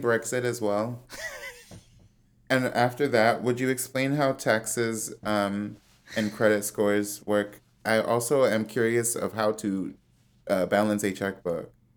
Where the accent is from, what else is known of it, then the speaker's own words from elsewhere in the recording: Chicago, Illinois, United States; moved away; also born or lived in Washington, D.C.; I'm from Chicago where everything is flat